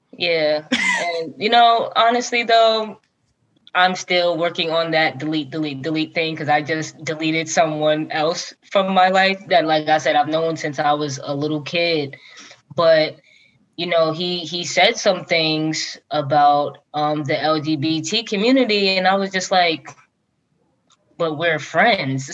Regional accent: Long Branch, New Jersey, United States; where I grew up in Long Branch is one middle school, one high school

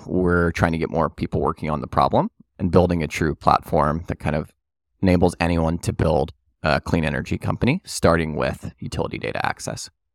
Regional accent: New Orleans, Louisiana, United States; I'm born and raised in New Orleans.

